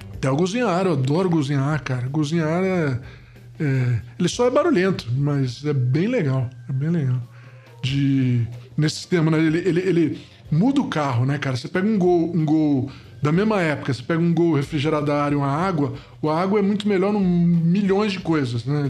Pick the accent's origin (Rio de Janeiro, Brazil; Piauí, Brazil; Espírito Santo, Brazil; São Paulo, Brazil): Rio de Janeiro, Brazil; Niterói; quando eu era moleque, em Niterói, no Rio de Janeiro